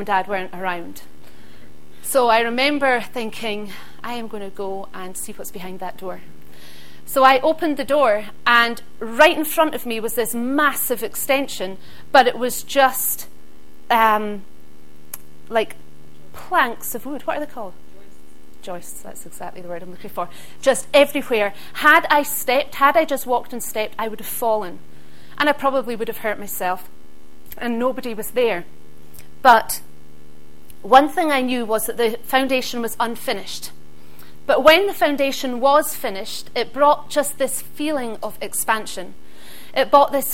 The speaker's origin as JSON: {"language": "English", "area": "Isle of Skye", "region": "Scotland", "country": "United Kingdom", "tie": "born or raised there", "said": "I grew up on the Isle of Skye, and my dad was a joiner"}